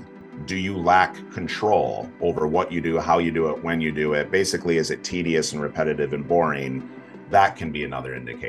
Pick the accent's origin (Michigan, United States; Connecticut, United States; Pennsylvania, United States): Michigan, United States; western; I'm currently sitting in the western side of Michigan here in the Midwest. So born and raised here